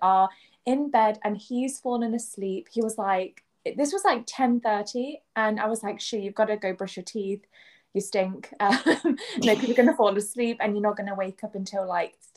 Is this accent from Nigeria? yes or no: no; England, United Kingdom; moved away as an adult; also born or lived in Kansai, Japan; now in Japan; I'm from England